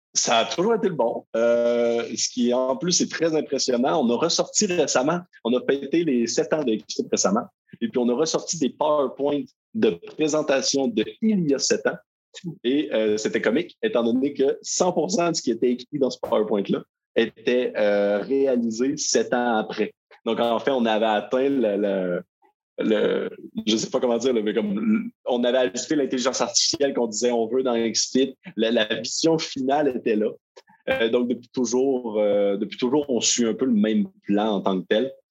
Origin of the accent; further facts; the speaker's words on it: Quebec, Canada; je viens du Québec et non de la France, comme mon léger accent peut le dénoter